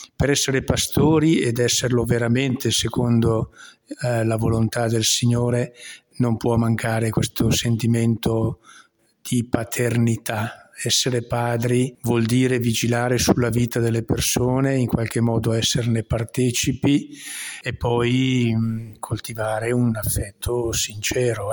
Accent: Lissone, Lombardy, Italy; il mio paese è veramente un piccolo paese, anzi è una frazione di un paese molto più grande che è Lissone

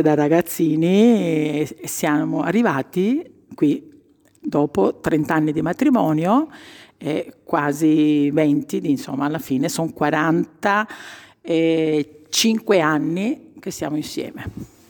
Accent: province of Trapani, Sicily, Italy; moved away as an adult; now in Brescia, Italy; essendo siciliana, è un nome comune da noi

